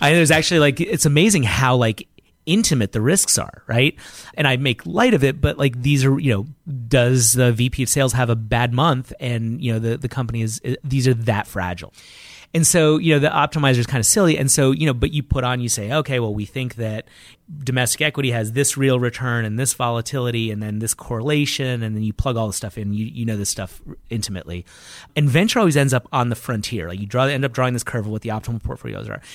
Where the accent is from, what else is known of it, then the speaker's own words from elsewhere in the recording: New York City, New York, United States; growing up in Brooklyn, you gotta work harder